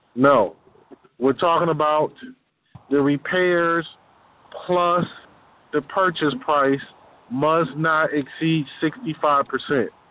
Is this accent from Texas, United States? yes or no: no; Detroit, Michigan, United States; I'm from Detroit